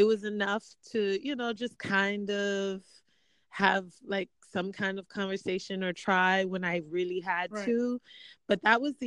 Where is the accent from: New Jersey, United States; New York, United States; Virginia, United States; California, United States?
New York, United States; New York City; I'm from Brooklyn, New York. And so we lived in Bushwick